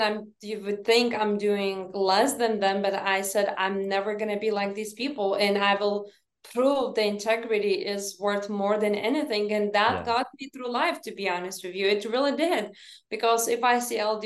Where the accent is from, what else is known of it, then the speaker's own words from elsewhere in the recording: Lithuania; moved away; when I grew up in Lithuania, my mom said that never lie, never steal, and never cheat